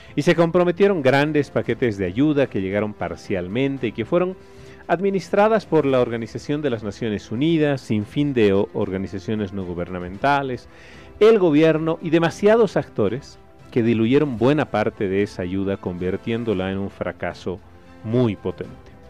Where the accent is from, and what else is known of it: Bolivia